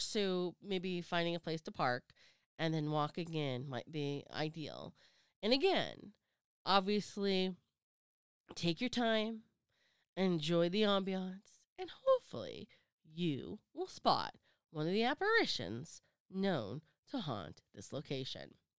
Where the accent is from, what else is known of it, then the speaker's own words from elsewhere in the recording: Sacramento, California, United States; my hometown, Sacramento